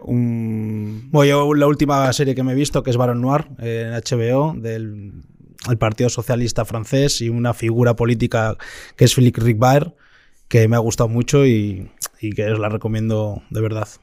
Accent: Santander, Cantabria, Spain; now in Madrid, Spain; Yo soy de Santander

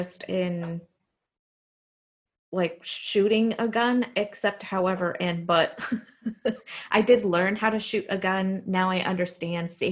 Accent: Mexico; now in Fort Worth, United States; growing up in Mexico

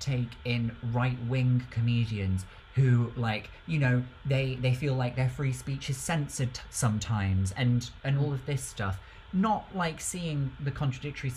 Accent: United Kingdom; as a Brit

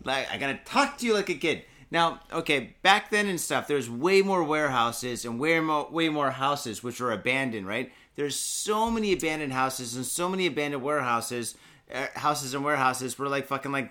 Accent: Detroit, Michigan, United States; now in Japan; I grew up in Detroit and stuff, and I grew up in Roundside, Northwest Detroit

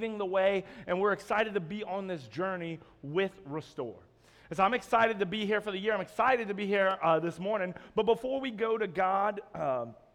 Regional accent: Roanoke, Virginia, United States; moved away as an adult; now in Jacksonville, United States; my wife and I, we're from Roanoke, Virginia, and we just moved to Jacksonville this Monday

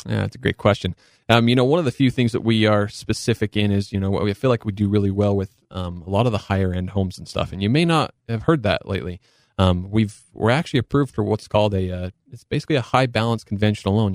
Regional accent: Cedar City, Utah, United States; I was born and raised in Cedar City. Um, you know, so I'm local boy from Southern Utah

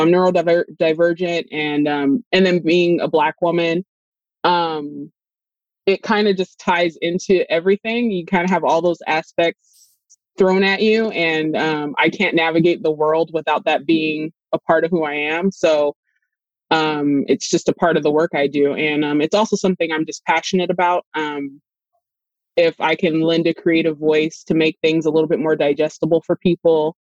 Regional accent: Los Angeles, California, United States; I'm from Los Angeles, California

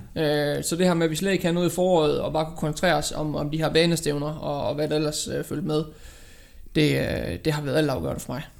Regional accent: Aarhus, Central Denmark Region, Denmark; jeg kommer fra Aarhus. Bor i Aarhus

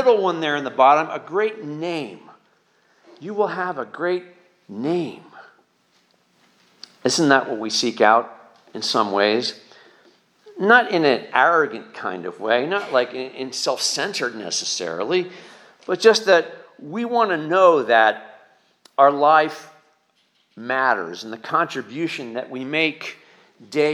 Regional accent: eastern Pennsylvania, United States; also born or lived in Lehigh Valley / suburban Philadelphia / Poconos; I've been up and down eastern Pennsylvania for most of my life, from the Lehigh Valley to suburban Philadelphia to the Poconos

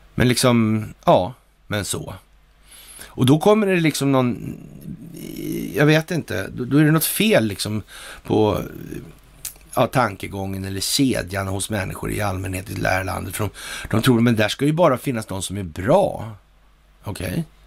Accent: Sweden; här hemma i Sverige

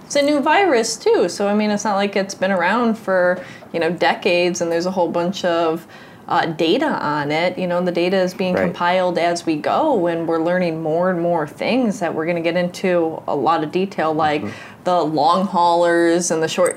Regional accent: United States; growing up in the United States

